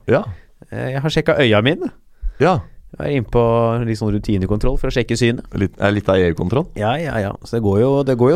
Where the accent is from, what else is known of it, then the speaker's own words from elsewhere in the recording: Stavanger, Rogaland, Norway; Jeg er fra Stavanger, jeg kommer her fra Toten, så jeg henger ut her.